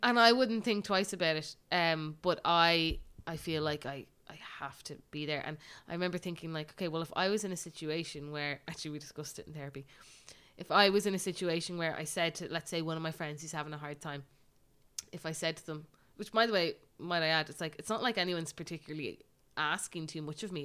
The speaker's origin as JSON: {"language": "English", "country": "Ireland", "said": "as Irish people"}